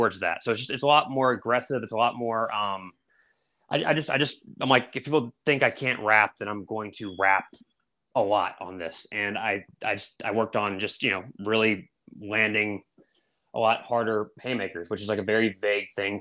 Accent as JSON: {"language": "English", "town": "Raleigh", "region": "North Carolina", "country": "United States", "said": "I'm from Raleigh, North Carolina"}